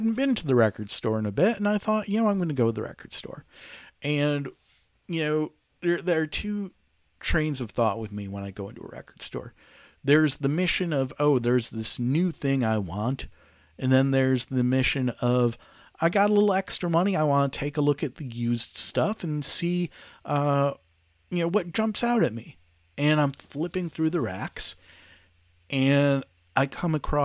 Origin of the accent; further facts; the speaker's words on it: Detroit, Michigan, United States; moved away as an adult; now in Charlotte, United States; I was born and raised in Detroit